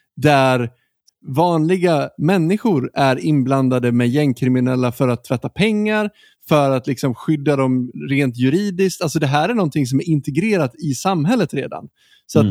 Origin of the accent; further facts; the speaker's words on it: Sweden; vi som svenskar